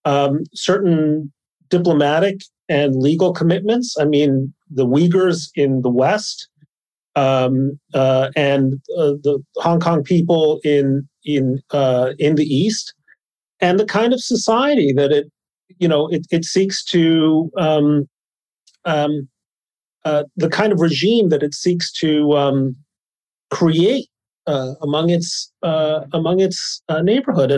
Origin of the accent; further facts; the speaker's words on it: Mexico City, Mexico; moved away; I grew up in Mexico City, where we were taught to admire the niños héroes